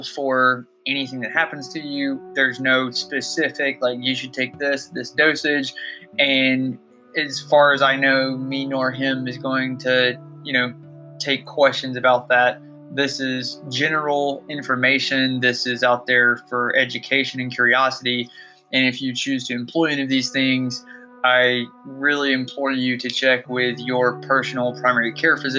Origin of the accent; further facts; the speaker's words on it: Georgia, United States; my home state of Georgia